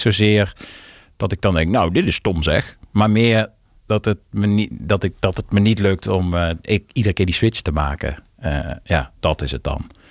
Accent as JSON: {"language": "Dutch", "town": "Maastricht", "region": "Limburg", "country": "Netherlands", "tie": "born or raised there", "said": "Ik ben in Maastricht getogen. Maar ja, ik was een beetje anti, want ik kwam niet uit Maastricht"}